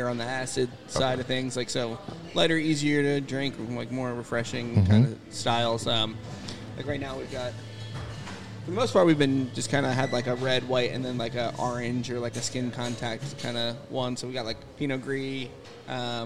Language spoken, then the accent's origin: English; Upper Darby, Pennsylvania, United States; also born or lived in Drexel Hill; Lived in Upper Darby for a few years and then moved to Drexel Hill